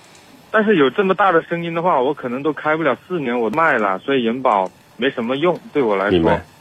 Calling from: Guangzhou, Guangdong, China; 我是广州这边的地区的

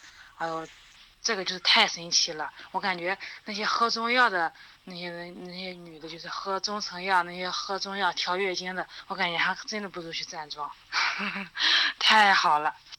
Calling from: Linyi, Shandong, China; 老师你好，我是来自山东临沂的一名听友，我今年三十岁了。

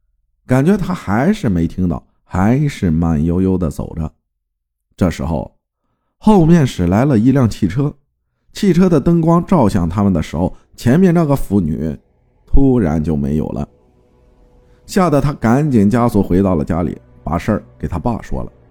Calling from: Shijiazhuang, Hebei, China; 你好，阿好，我是来自石家庄的。由于疫情原因，只能待在家里没事干。

